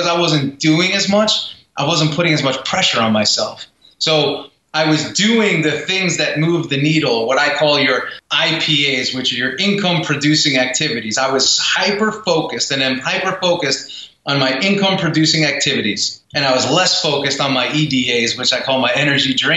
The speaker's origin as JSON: {"language": "English", "region": "New York", "country": "United States", "said": "I'm from New York"}